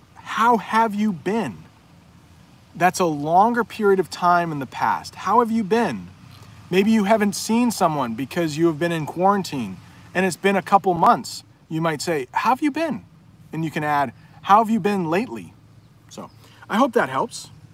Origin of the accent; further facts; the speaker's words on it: United States; So I now would probably say I am from the U S